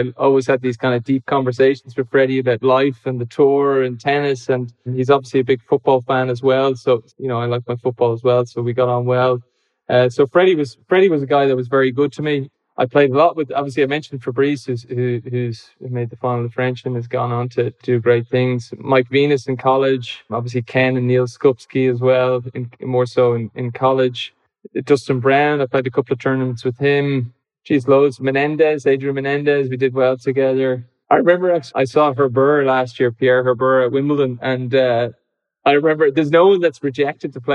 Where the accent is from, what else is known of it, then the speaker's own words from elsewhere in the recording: Ireland; as an Irish person